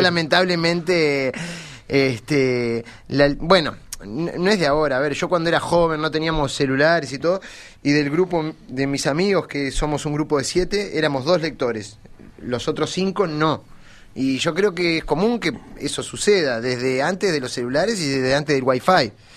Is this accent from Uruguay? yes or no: yes; Colonia del Sacramento, Colonia, Uruguay; yo soy de Colonia